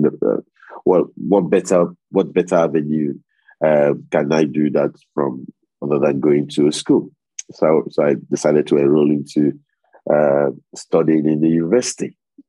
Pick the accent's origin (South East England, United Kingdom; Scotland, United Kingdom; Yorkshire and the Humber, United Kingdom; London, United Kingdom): Yorkshire and the Humber, United Kingdom; Sheffield; So I'm from Sheffield. York is in North Yorkshire and I'm in South Yorkshire.